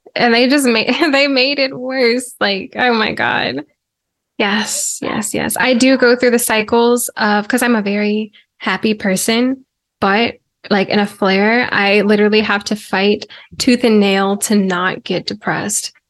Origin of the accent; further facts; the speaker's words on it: Virginia, United States; born and raised in Virginia